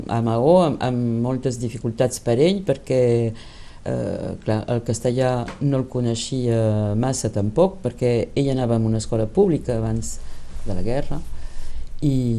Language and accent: Catalan; Lyon, Auvergne-Rhône-Alpes, France; first language Catalan; havia nascut a, a Lió.